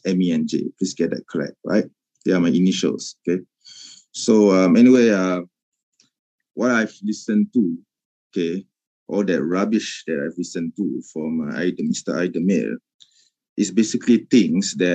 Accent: Malaysia; I'm a Malay. Okay, I'm a Malaysian

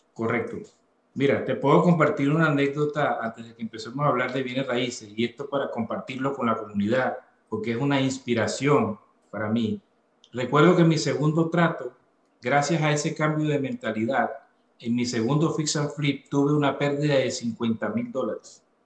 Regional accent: Venezuela; moved away as an adult; now in Atlanta, United States; soy venezolano, soy venezolano, vine a este maravilloso país hace ocho años, luego de haber salido de, de mi natal Venezuela, y en este momento, pues vivo en la ciudad de Atlanta, Georgia

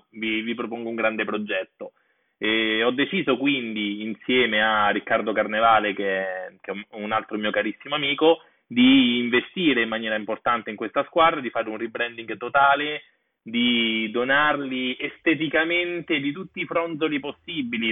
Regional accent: Rome, Lazio, Italy; io sono di Corso Trieste a Roma

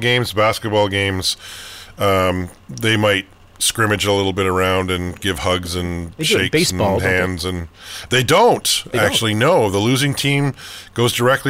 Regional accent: Calgary, Alberta, Canada; my sort of childhood growing up in Calgary

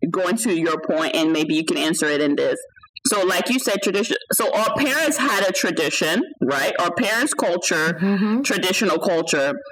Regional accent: United States

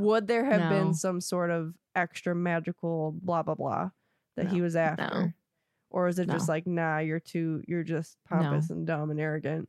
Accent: Germany; I'm from Germany.

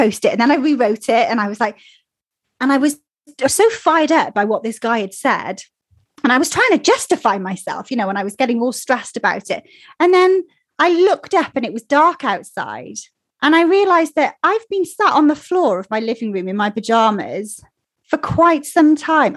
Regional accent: Wales, United Kingdom; accent: Welsh; my Welsh accent

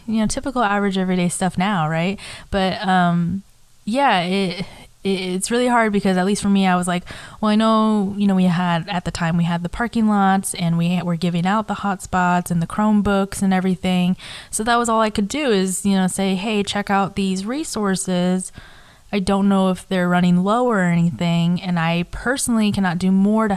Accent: Washington, United States; born or raised there; also born or lived in South Korea

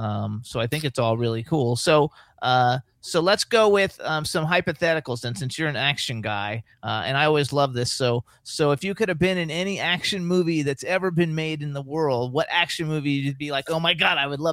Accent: West Palm Beach, Florida, United States; I grew up in West Palm Beach, Florida.

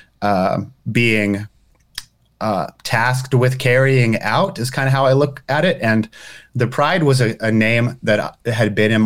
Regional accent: Marble Falls, Texas, United States; moved away; my hometown in Texas

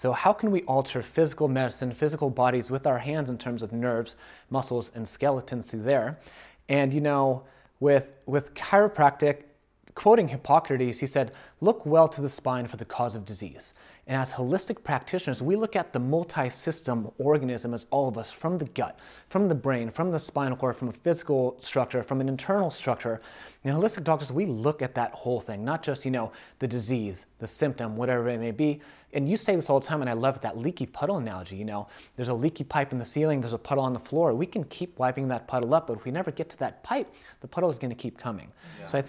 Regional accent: Chicago, Illinois, United States; moved away; I moved from Chicago. I'm from the Midwest.

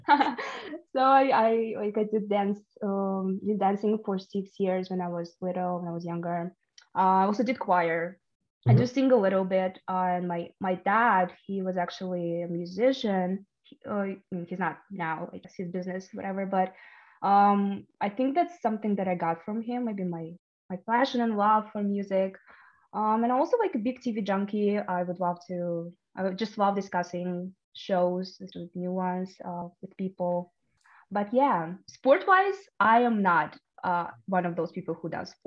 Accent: Kyrgyzstan; first language Russian; English is a second language; moved away; I am from Kyrgyzstan

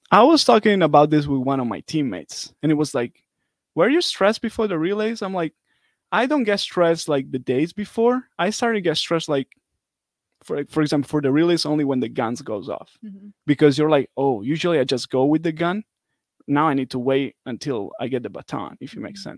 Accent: Italy; moved away as an adult; now in United States; I'm from Italy

